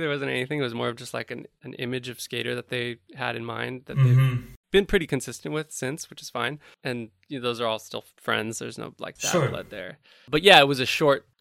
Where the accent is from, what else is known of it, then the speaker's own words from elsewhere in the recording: Napa, California, United States; moved away as an adult; also born or lived in Georgia / San Diego / San Francisco / New York; I grew up in Napa. You know, the Georgia stints were more like little chapters until I was 7